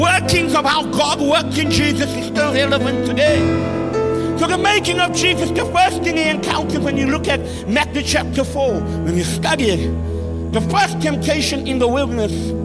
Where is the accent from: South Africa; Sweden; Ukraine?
South Africa; moved away as an adult; also born or lived in Great Britain; now in United Kingdom; I'm South African to the core